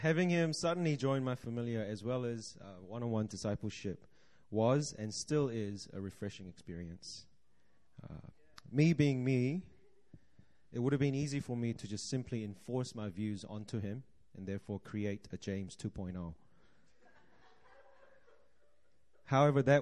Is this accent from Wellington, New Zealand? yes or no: no; Auckland, New Zealand; now in Seoul, South Korea; I grew up in Auckland, New Zealand